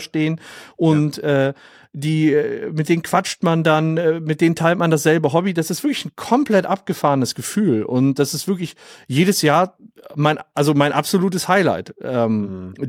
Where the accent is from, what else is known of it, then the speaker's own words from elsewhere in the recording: Oberhausen, North Rhine-Westphalia, Germany; ich komm aus Oberhausen im Ruhrgebiet